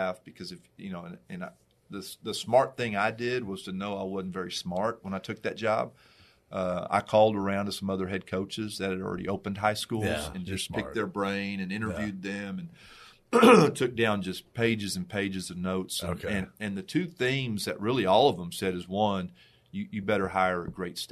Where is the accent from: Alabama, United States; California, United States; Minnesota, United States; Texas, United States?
Texas, United States; New Braunfels; I got passed over by both my hometown high schools